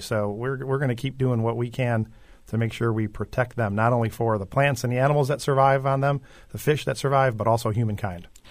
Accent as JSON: {"language": "English", "town": "Chicago", "region": "Illinois", "country": "United States", "tie": "born or raised there", "moved": "yes", "lives_now": "Florida, United States", "said": "I grew up in Chicago"}